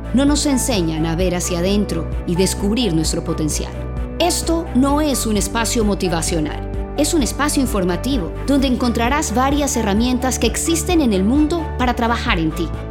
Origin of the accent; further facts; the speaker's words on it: Guayaquil, Guayas, Ecuador; soy guayaquileña